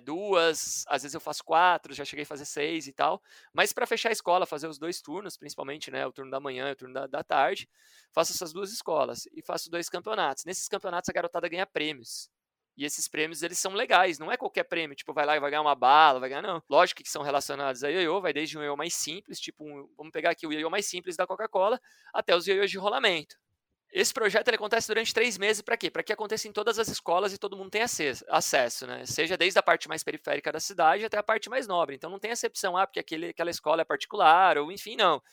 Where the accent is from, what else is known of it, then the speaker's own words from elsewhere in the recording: Curitiba, Paraná, Brazil; moved away as an adult; Eu sou de Curitiba